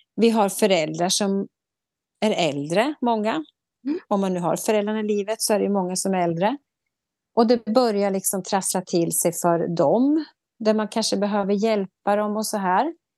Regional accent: Sweden; vi svenskar

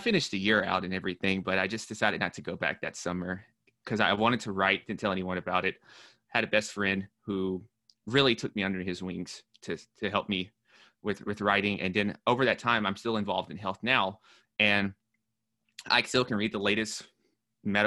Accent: Nashville, Tennessee, United States; moved away as an adult; also born or lived in New York; I'm from Nashville, Tennessee

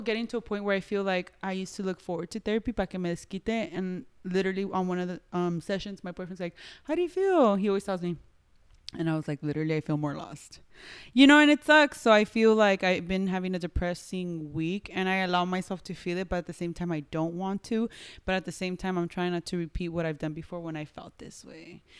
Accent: Los Angeles, California, United States; I was born here

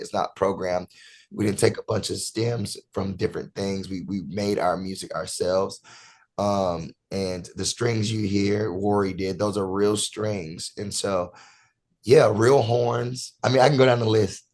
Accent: Rockingham, North Carolina, United States; I'm originally from North Carolina, Rockingham, North Carolina

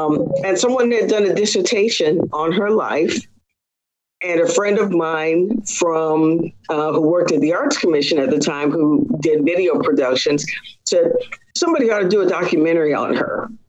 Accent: Kentucky, United States; born there; also born or lived in Texas / Washington; So I was born in Kentucky on the military base there, and we lived in several other installations in Texas, and most of a good bit of the traveling time that I had was in the state of Washington.

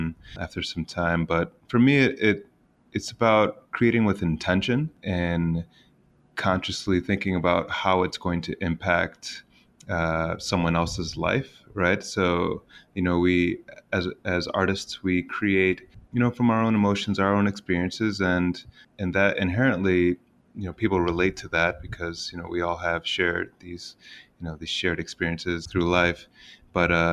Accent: Finger Lakes, central New York, United States; also born or lived in Boston; when I moved back to my hometown from Boston, my hometown is in the Finger Lakes of the beautiful central New York

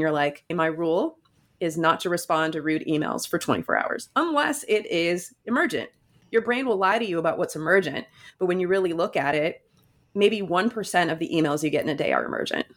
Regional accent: Michigan, United States; moved away as an adult; now in New Jersey, United States; I grew up in Michigan and I went to school

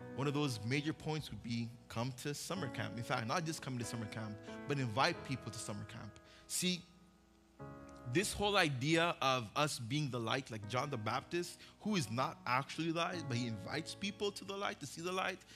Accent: Uganda; also born or lived in Oxnard, California, United States; now in Westlake, United States; I was born in Oxnard, grew up in Uganda.

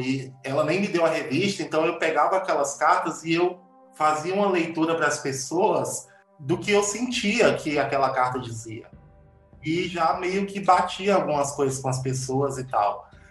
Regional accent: Uruçuí, Piauí, Brazil; eu nasci numa cidade muito pequena no Piauí, chama Uruçuí

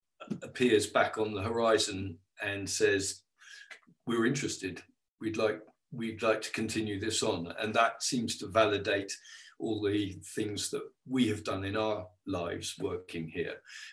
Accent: England, United Kingdom; we came from England, arriving into a Mid Wales valley

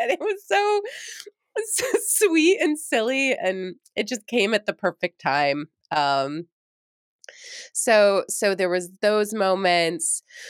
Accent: New York, United States; because I came from New York, and when I first was being recruited to the University of Minnesota, I was like, psh, what's there?

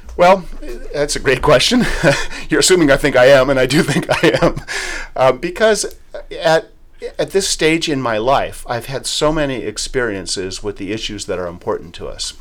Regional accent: Los Angeles, California, United States; I was born and raised here in the harbor area

